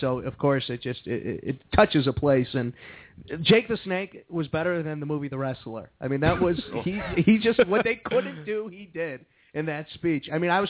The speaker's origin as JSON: {"language": "English", "town": "Chicago", "region": "Illinois", "country": "United States", "tie": "born or raised there", "said": "Growing up in the Chicagoland area as a kid"}